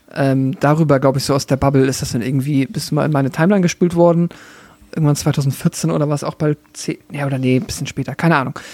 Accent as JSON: {"language": "German", "region": "Schleswig-Holstein", "country": "Germany", "tie": "born or raised there", "moved": "yes", "said": "in dem Dorf, wo ich herkomme"}